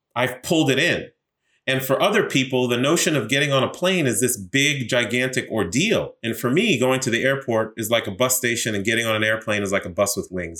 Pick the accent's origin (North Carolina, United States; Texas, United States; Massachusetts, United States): Massachusetts, United States; Boston; also born or lived in New York; now in Washington, D.C., United States; raised in Boston